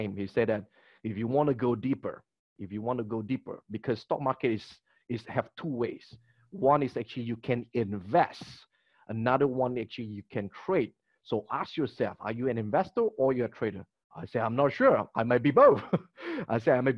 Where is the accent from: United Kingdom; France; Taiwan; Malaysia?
Malaysia; Kota Kinabalu, Sabah; my hometown is Kota Kinabalu, Sabah